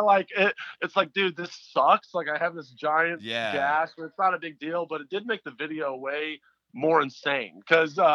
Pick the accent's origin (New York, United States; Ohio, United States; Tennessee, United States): Tennessee, United States; Memphis; my hometown Memphis